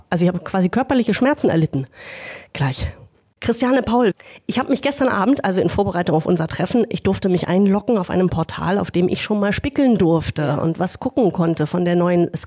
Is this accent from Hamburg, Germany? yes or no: yes; Hamburg, Germany; ich habe mich neulich in Hamburg in meiner Heimatstadt mal in so eine Hafenrundfahrt gesetzt.